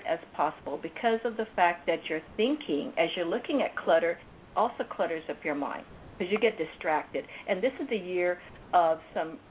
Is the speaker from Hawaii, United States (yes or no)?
yes; Hawaii, United States; also born or lived in California; now in Anaheim, United States; I come from Hawaii, I use that because that's where I was born